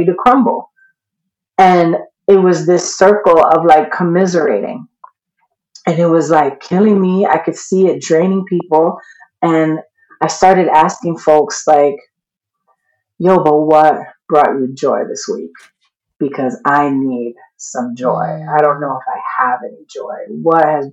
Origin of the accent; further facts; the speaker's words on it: New York, United States; I'm from New York and we do not grow up believing in joy. We grow up ready to fight